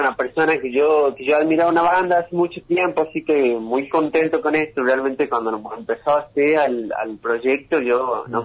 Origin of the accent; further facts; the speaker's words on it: San Miguel de Tucumán, Tucumán, Argentina; now in Los Nogales, Argentina; yo nací en San Miguel eh, y claro, ahora estoy viviendo en Los Nogales